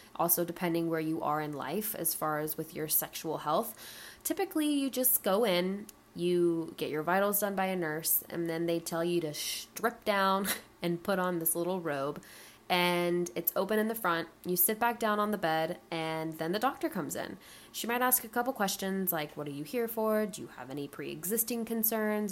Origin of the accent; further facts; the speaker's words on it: Atlanta, Georgia, United States; now in Charleston, United States; I'm 25 and I live in Charleston, South Carolina. I grew up in Atlanta, Georgia